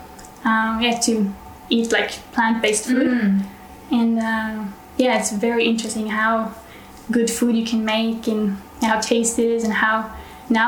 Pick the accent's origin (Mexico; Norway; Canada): Norway; I'm from Norway, so northern part of Europe